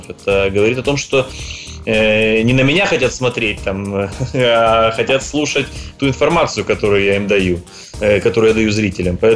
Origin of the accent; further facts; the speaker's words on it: Novorossiysk, Krasnodar Krai, Russia; now in New York, United States; А, ну, я живу в Америке полтора года, приехал я с России, с города Новороссийска.